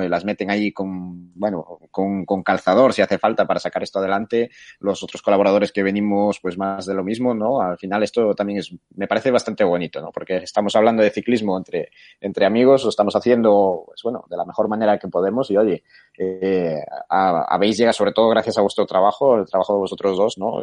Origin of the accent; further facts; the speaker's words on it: A Coruña, Galicia, Spain; moved away as an adult; also born or lived in Bilbao / Atlanta; now in Barcelona, Spain; aparte del español y del gallego, que yo soy de Coruña